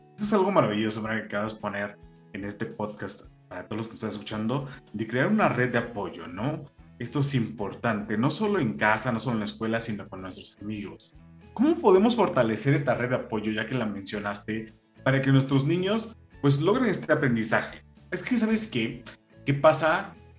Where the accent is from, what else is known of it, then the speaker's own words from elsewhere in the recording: Mexico; Sabemos que como mexicanos